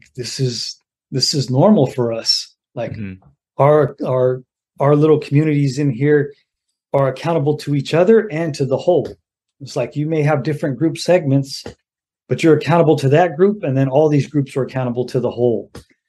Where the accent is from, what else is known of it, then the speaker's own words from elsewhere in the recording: Mountain View, California, United States; also born or lived in Sacramento; So I was born in Mountain View in the Bay Area, mm-hmm. in California, and then I was raised in the Bay Area and Sacramento, Northern California.